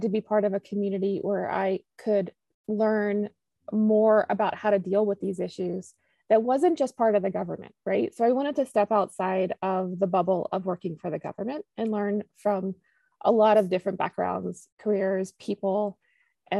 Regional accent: Virginia, United States; I'm actually from Virginia, and I live in a rural area

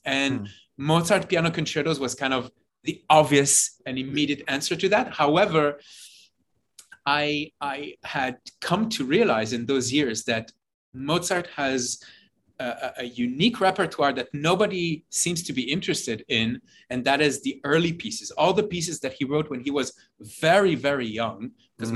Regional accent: Jerusalem, Jerusalem District, Israel; moved away as an adult; also born or lived in New York; I grew up in Jerusalem, uh, in Israel

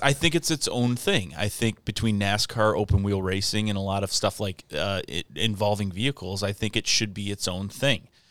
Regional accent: Michigan, United States; I'm from Michigan

